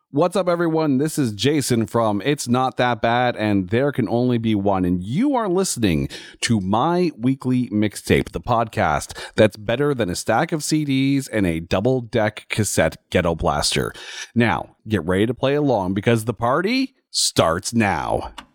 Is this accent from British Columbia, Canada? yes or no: no; Ottawa, Ontario, Canada; my hometown of Ottawa